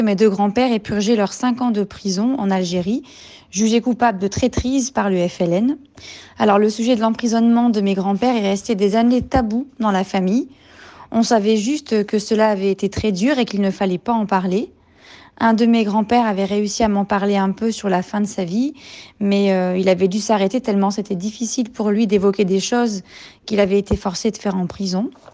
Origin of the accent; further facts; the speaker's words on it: France; je suis française d'origine algérienne